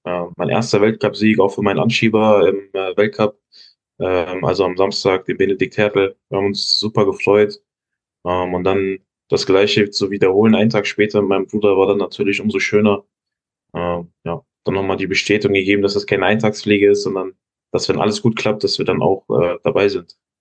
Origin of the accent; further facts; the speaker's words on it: Giessen, Hesse, Germany; Ich komme ja aus Hessen, aus Gießen